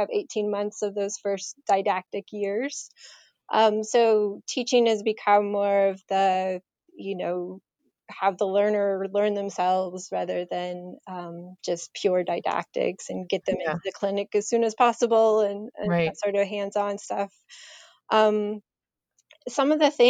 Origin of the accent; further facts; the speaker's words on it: Colorado, United States; also born or lived in Michigan; now in New Hampshire, United States; I grew up out in Colorado, so I grew up out west. And originally from Michigan